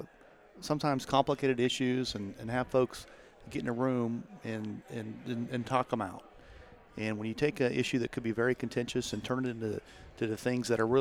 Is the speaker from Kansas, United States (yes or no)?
yes; Meade, Kansas, United States; also born or lived in Olathe, Johnson County, Kansas; now in Johnson County, Kansas, United States; I'm from Southwest Kansas and grew up in Meade, Kansas